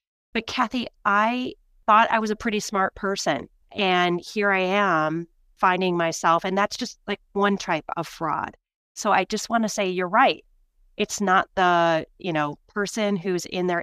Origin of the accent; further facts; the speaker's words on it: Michigan, United States; now in New York, United States; I'm from the Midwest. I'm from Michigan.